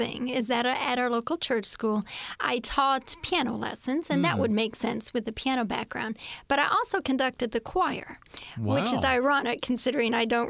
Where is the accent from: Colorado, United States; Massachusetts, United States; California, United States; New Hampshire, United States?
Massachusetts, United States; also born or lived in Hagerstown, Maryland; So then we moved to Massachusetts. So most of my years from 8 on up, I lived in the city in New England, a city girl, and lived in Massachusetts.